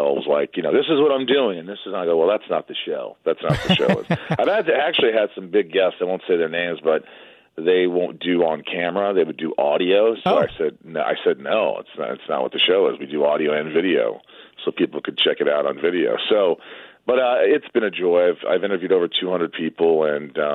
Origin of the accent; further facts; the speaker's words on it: Newburgh, Indiana, United States; my hometown of Newburgh, Indiana